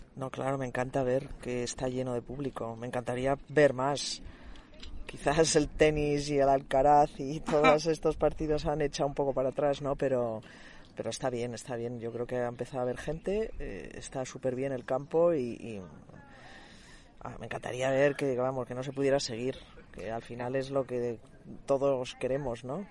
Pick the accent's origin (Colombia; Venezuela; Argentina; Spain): Spain; ya sabes cómo somos los españoles